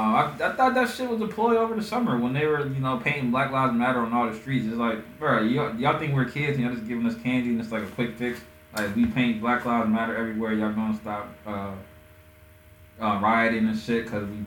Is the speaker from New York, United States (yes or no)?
no; Chicago, Illinois, United States; We're from Chicago.